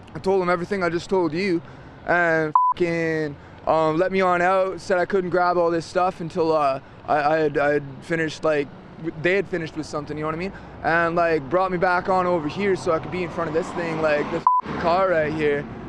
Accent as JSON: {"language": "English", "town": "Sophia", "region": "West Virginia", "country": "United States", "also_born_or_lived": "Dogtown", "moved": "yes", "said": "Sophia, West Virginia."}